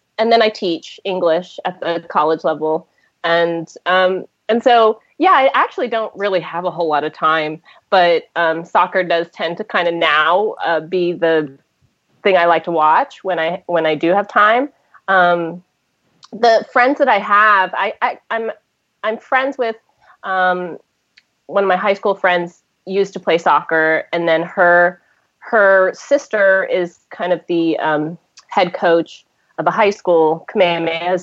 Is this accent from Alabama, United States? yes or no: no; Hawaii, United States; I've been living in, or I grew up in Hawaii